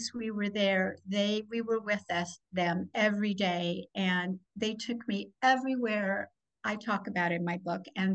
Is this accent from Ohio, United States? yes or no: yes; Akron, Ohio, United States; I'm from Akron, Ohio, big railway area. And I grew up riding the rails with my grandmother